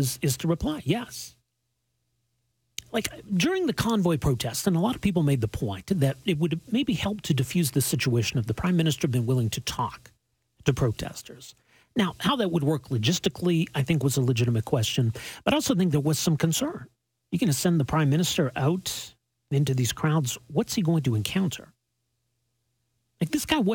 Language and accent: English; Alberta, Canada; I was just embarrassed as a Canadian, embarrassed as an Albertan